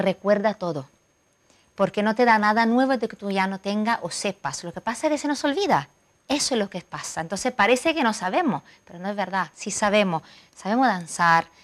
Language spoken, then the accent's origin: Spanish; Milan, Lombardy, Italy; Spanish is a second language; moved away as an adult; now in Marbella, Spain; Yo vengo de Milán